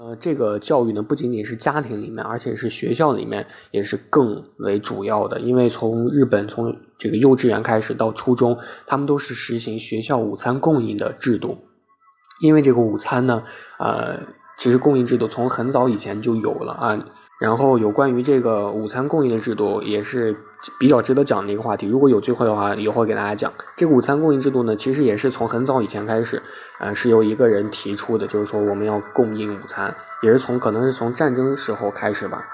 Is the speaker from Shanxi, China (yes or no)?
yes; Shanxi, China; moved away; 我的家乡，比如说山西